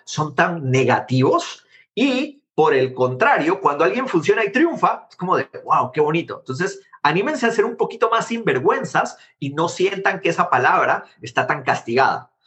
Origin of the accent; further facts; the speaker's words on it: Guatemala; moved away as an adult; now in United States; haber nacido en Guatemala